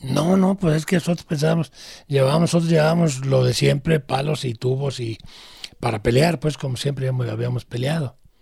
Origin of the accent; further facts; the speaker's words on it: Guadalajara, Jalisco, Mexico; also born or lived in Arandas, Jalisco; Desde chiquillo yo recuerdo cuando llegamos aquí a Guadalajara, yo tenía seis años